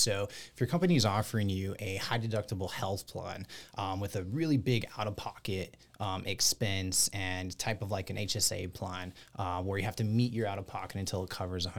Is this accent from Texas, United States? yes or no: yes; Texas, United States; us here in Texas. I'm from Texas.